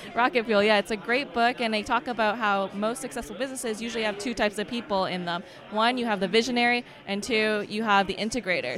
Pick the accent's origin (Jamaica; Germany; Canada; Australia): Canada; I'm actually from Canada.